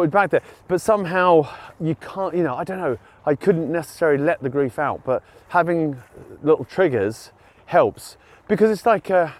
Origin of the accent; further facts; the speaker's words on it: United Kingdom; being British